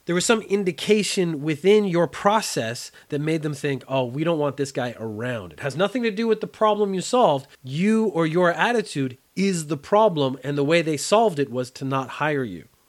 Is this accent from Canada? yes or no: yes; Canada; growing up in Canada